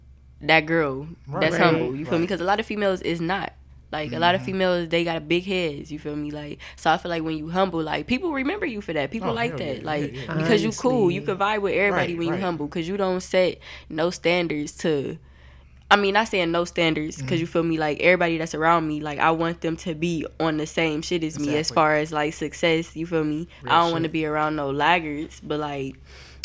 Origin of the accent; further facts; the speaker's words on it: Toledo, Ohio, United States; I don't feel like I'm from Toledo